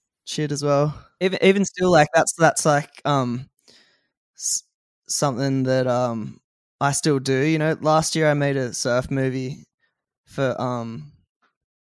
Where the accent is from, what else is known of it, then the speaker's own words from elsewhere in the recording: near Sussex Inlet, south coast of New South Wales, Australia; moved away as an adult; now in Byron Bay, Australia; I grew up on the south coast of New South Wales.